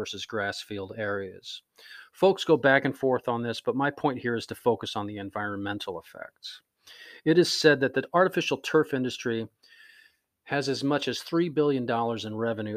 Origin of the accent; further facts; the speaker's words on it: Florida, United States; now in Puget Sound region, United States; growing up in Florida